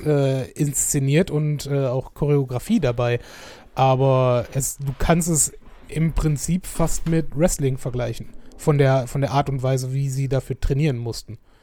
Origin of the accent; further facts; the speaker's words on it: Schönebeck, Germany; moved away; bei uns in Schönebeck